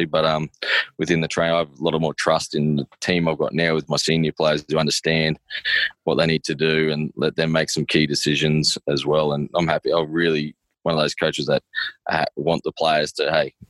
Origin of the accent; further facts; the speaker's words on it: Maryborough, Queensland, Australia; I'm from Maribor